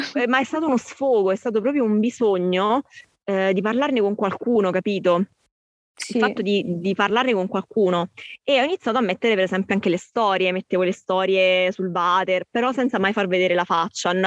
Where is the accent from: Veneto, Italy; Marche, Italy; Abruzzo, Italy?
Abruzzo, Italy; io sono abruzzese